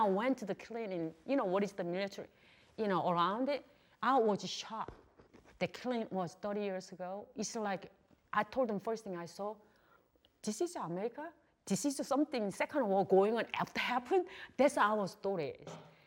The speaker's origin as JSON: {"language": "English", "country": "South Korea", "also_born_or_lived": "Texas", "second_language": "English", "moved": "as an adult"}